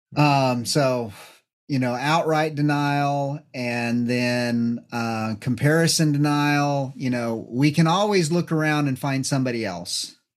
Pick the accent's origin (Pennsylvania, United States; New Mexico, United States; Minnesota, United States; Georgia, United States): New Mexico, United States; being from New Mexico, I grew up in New Mexico